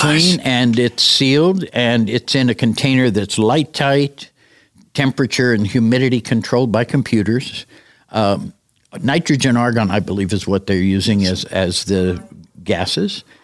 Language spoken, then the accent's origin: English; United States; We came from America